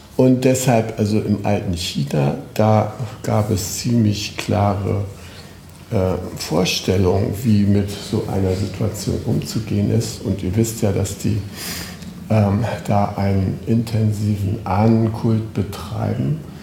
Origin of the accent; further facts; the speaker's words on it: Schleswig-Holstein, Germany; Ich komme aus Schleswig-Holstein